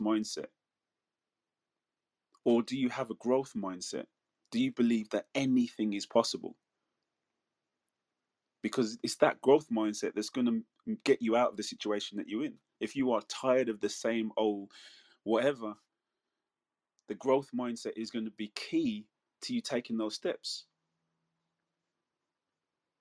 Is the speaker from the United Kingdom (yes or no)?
yes; Manchester, North West England, United Kingdom; moved away; where I was born in Manchester in the UK, in Withenshaw, that was considered one of the biggest council estates in Europe